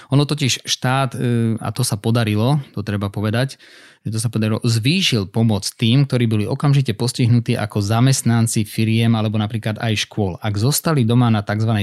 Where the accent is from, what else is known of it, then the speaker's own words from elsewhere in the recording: Slovakia; nikdy som neemigroval e, zo Slovenska napriek tomu, že mám pol rodiny vonku